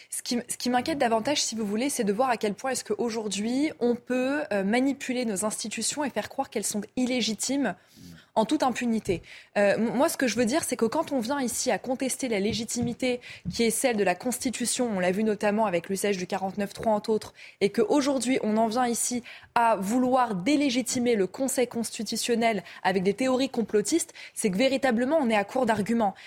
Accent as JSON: {"language": "French", "area": "Seine-Saint-Denis", "region": "Île-de-France", "country": "France", "said": "je viens de Seine-Saint-Denis"}